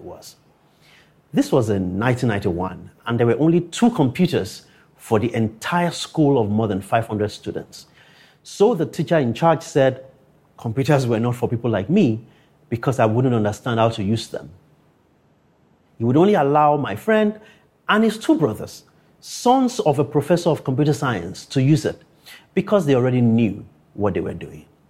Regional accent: Akure, Ondo, Nigeria; growing up in Akure, a town three hundred fifty kilometers from Lagos

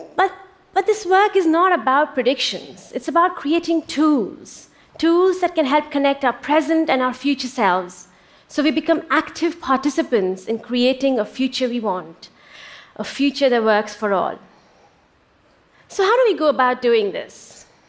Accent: India; When I was growing up in India in the late 70s and early 80s

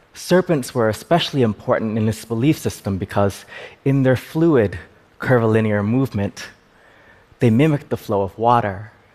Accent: United States; I am Khmer and I am American I am the child of refugees

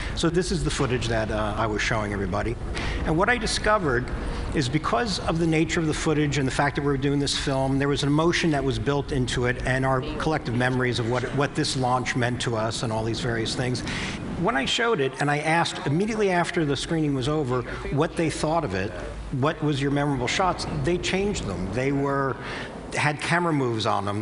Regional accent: New Jersey, United States; I'm from New Jersey

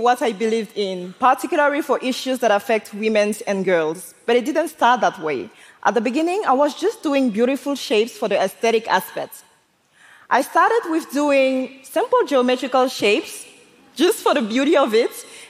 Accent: Côte d’Ivoire; s born and I grew up in Ivory Coast. And like so many other African kids, I used to resent my blackness, including my hair.

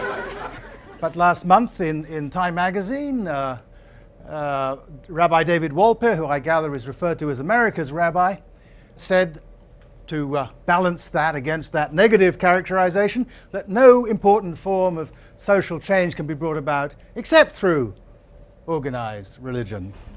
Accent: Asante, Ashanti, Ghana; coming into the country that I grew up in, Ghana, the society that I grew, grew up in, Asante

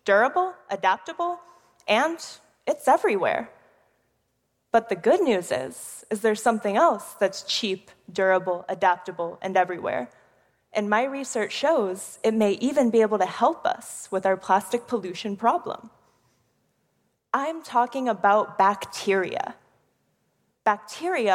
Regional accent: Houston, Texas, United States; I'm from one of the most polluted cities in America, Houston, Texas. In my hometown

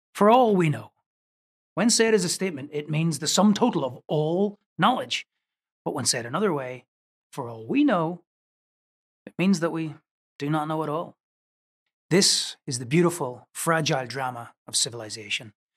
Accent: Northern Ireland, United Kingdom; I was growing up in Northern Ireland

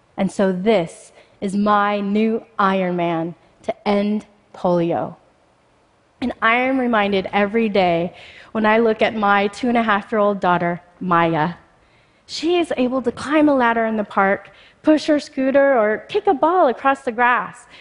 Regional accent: Spokane, Washington, United States; also born or lived in Mumbai, India; I was born in Bombay, India, and just before my first birthday, I contracted polio, which left me paralyzed from the hips down. Unable to care for me, my birth mother left me at an orphanage. Fortunately, I was adopted by an American family and I moved to Spokane, Washington, just shortly after my third birthday

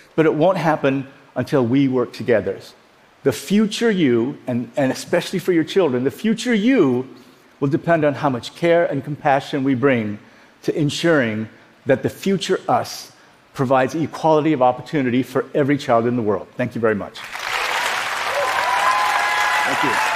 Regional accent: Iowa, United States; also born or lived in South Korea / Dallas; We grew up in Iowa

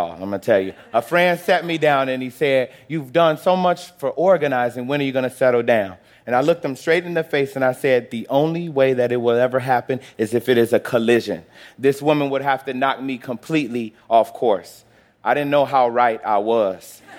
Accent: Chicago, Illinois, United States; born there; Well, I was born in Chicago, the son of a preacher and a teacher.

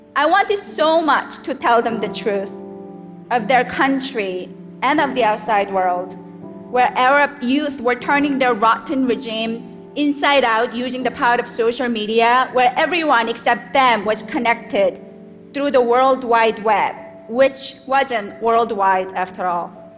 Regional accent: South Korea; now in United States; I was born and raised in South Korea

